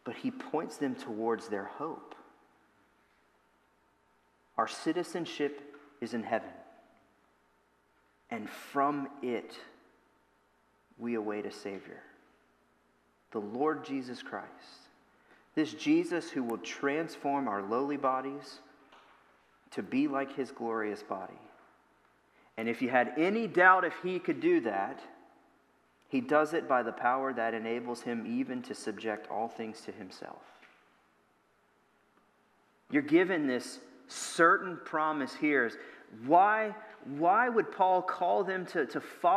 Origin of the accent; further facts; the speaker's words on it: Louisiana, United States; moved away as an adult; now in Ohio, United States; my wife and I moved up here from Louisiana. That's where we're originally from